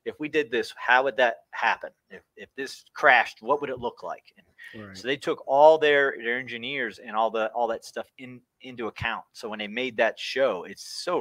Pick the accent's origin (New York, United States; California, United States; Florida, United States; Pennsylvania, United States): Florida, United States; Boynton Beach; now in North Alabama, United States; Boynton Beach, Florida, is where I was born